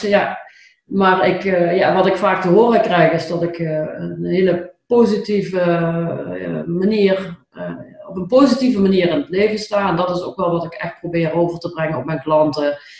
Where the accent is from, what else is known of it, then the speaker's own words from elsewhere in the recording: Limburg, Netherlands; accent: Limburgish; mijn Limburgse accent